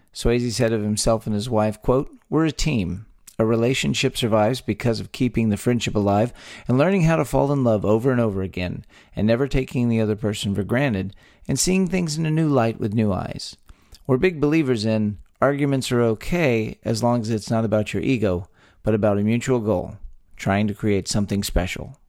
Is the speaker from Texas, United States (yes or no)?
yes; Texas, United States; a talk show about Texas by Texans, where three friends born and raised in the Lone Star State